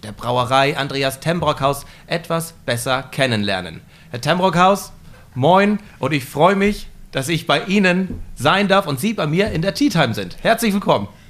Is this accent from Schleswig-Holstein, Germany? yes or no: yes; Flensburg, Schleswig-Holstein, Germany; hier in Flensburg stattfinden, in meiner Heimatstadt